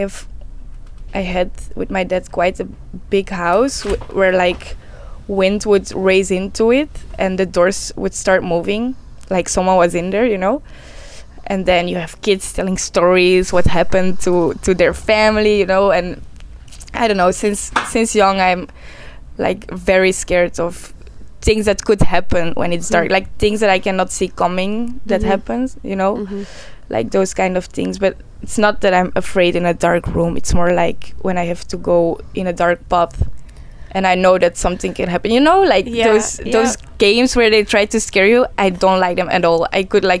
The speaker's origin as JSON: {"language": "English", "country": "Belgium", "tie": "born or raised there", "said": "I was born in Belgium."}